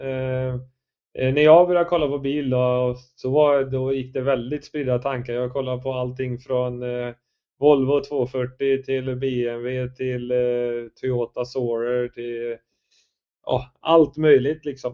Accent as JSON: {"language": "Swedish", "town": "Värsås", "region": "Västra Götaland", "country": "Sweden", "tie": "born or raised there", "also_born_or_lived": "Skövde", "moved": "as an adult", "lives_now": "Gothenburg, Sweden", "said": "jag är uppväxt från början i Värsås utanför Skövde"}